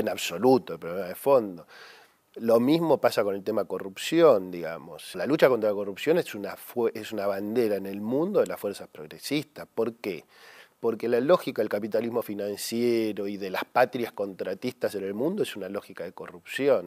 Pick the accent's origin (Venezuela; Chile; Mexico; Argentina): Argentina; como los argentinos ya lo vivimos